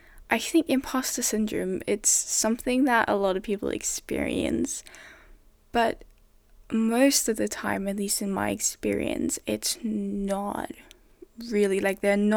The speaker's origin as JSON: {"language": "English", "country": "Denmark", "first_language": "Danish", "second_language": "English", "said": "I came from a system where everything was in Danish, everything was in my mother tongue. I had never ever been taught in English ever."}